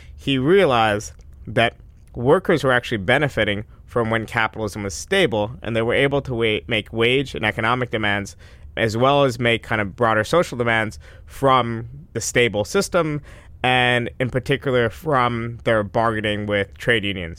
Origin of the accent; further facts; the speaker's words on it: Westchester, New York, United States; I grew up in Westchester